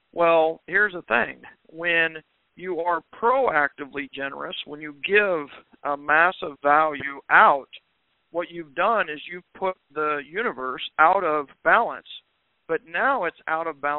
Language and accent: English; Kansas, United States; moved away; I'm from Kansas originally